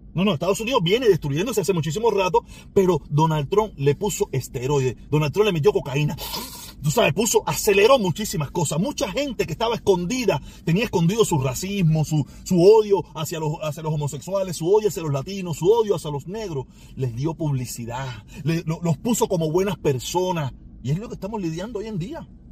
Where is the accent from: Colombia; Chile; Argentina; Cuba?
Cuba; moved away; mi patria ah, donde yo nací, ¿me entiendes? Donde sí tengo una pila de generaciones